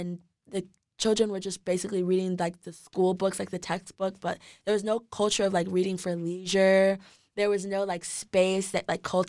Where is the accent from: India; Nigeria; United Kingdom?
Nigeria; Like, just being Nigerian, being born in Nigeria, I knew that I wanted to do something, like, within Nigeria